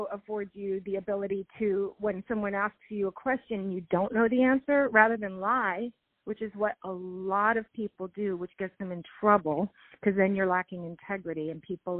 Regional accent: Los Angeles, California, United States; I grew up in Los Angeles

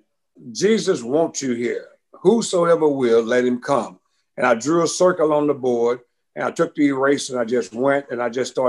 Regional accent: Beaumont, Texas, United States; I was born in Beaumont, Texas. One of 10 children. I'm number 4. And the area I came up

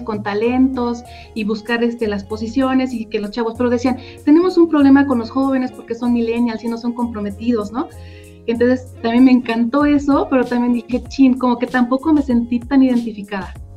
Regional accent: State of Mexico, Mexico; yo soy del Estado de México

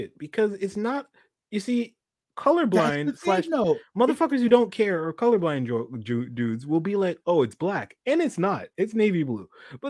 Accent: Canada; We're from Canada.

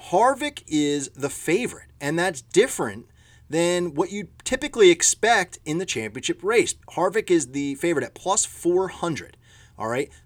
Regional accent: Philadelphia, Pennsylvania, United States; I'm from Philadelphia

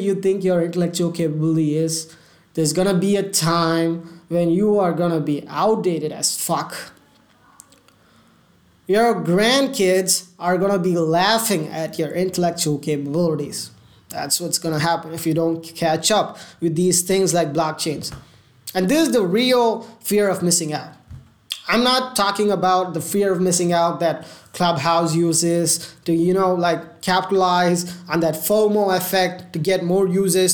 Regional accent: India; I'm Indian

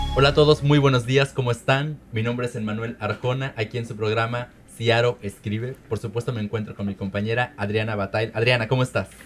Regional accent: Mexico; como mexicano, soy y aparte porque tengo raíces oaxaqueñas

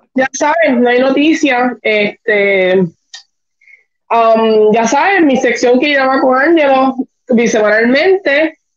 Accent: Puerto Rico; nosotros como puertorriqueños.

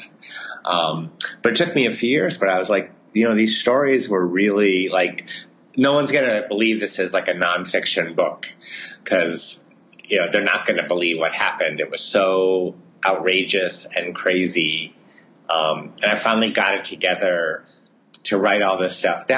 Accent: New England, United States; moved away as an adult; now in Paris, France; I grew up in New England and the East Coast

